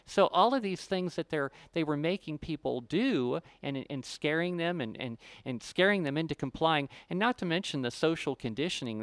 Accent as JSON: {"language": "English", "region": "Ohio", "country": "United States", "tie": "born or raised there", "also_born_or_lived": "Florida", "moved": "yes", "said": "I grew up in Ohio"}